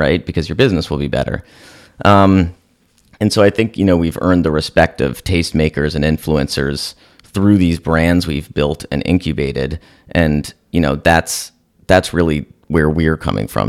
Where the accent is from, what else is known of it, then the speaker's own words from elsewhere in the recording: San Francisco, California, United States; moved away as an adult; also born or lived in Chicago / New York; I was born and raised in San Francisco